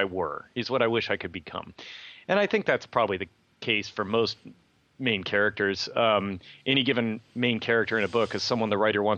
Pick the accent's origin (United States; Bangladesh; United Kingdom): United States; Livermore, California; both my dad and stepmother, both worked at Lawrence Livermore Lab, where I grew up in Livermore